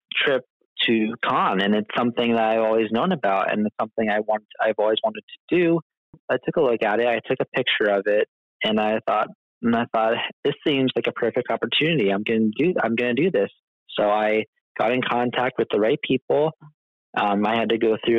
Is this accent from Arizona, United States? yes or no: no; Pittston, Pennsylvania, United States; moved away as an adult; also born or lived in Plains Township, Pennsylvania; now in New York City, United States; Then we moved to Pittston. I live by Pittston area.